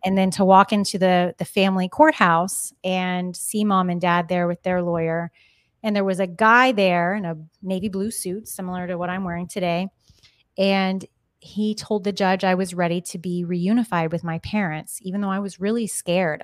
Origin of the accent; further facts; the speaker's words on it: Kansas, United States; now in Arizona, United States; I'm from Kansas